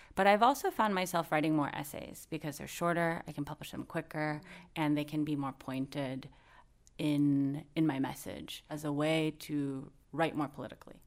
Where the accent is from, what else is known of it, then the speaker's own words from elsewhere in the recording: United States; growing up in the United States